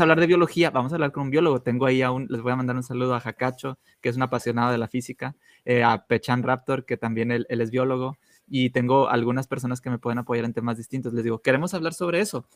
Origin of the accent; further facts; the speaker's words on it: Monterrey, Nuevo León, Mexico; yo soy de Monterrey